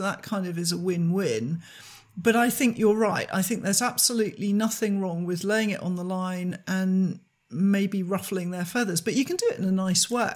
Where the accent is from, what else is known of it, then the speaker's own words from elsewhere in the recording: United Kingdom; as a British person